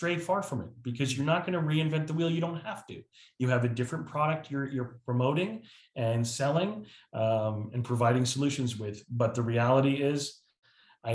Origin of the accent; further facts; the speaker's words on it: New Jersey, United States; moved away as an adult; now in South Carolina, United States; I moved from New Jersey, which has been my lifelong home, yeah, 2 years ago, to South Carolina, which I live in paradise now.